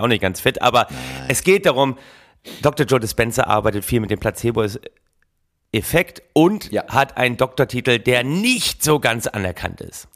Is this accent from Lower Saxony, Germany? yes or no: yes; Oldenburg, Lower Saxony, Germany; gebürtiger Oldenburger nah an Ostfriesland